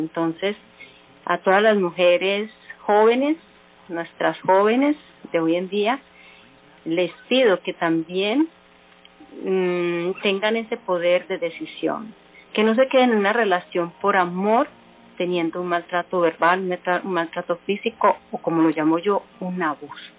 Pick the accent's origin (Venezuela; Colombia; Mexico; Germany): Colombia; las mujeres que somos colombianas